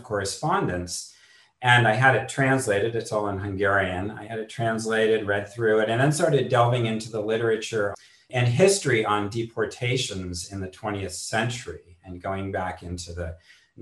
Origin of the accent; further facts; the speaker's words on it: Bay Area, California, United States; moved away; I grew up in the Bay Area